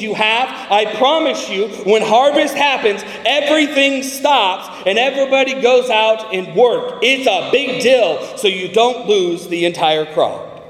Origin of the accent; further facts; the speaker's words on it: California, United States; I'm from California, and we have an almond season.